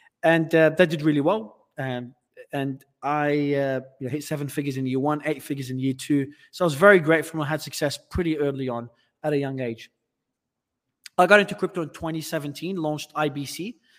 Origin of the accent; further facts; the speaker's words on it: Australia; accent: Australian; moved away as an adult; also born or lived in Lebanon; I'm originally from Australia, but I was born in Lebanon, but I migrated to Australia as a kid. So my accent was Australian until I left the country about 7 years ago